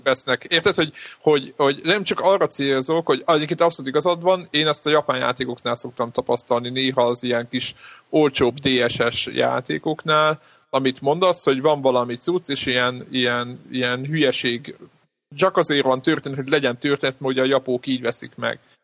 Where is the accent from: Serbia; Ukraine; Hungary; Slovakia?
Hungary; magyarok vagyunk